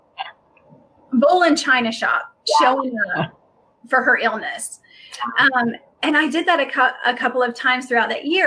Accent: the South, United States; I grew up in the South

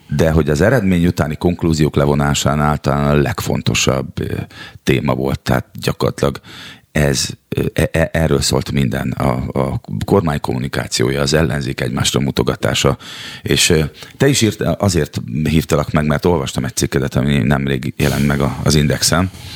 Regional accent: Szeged, Csongrád-Csanád, Hungary; moved away as an adult; now in Budapest, Hungary; Szegedi lakótelepről születtem, oda, ott nőttem föl, ott szocializálódtam harmincegy néhány éves koromban, költöztem Budapestre.

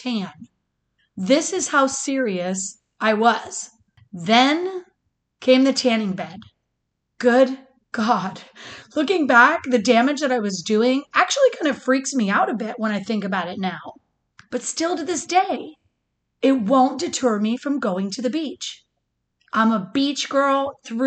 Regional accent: Michigan, United States; now in Florida, United States; growing up in Michigan

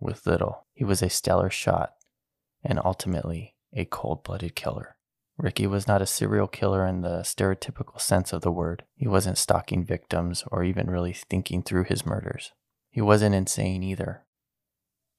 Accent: New Mexico, United States; born or raised there

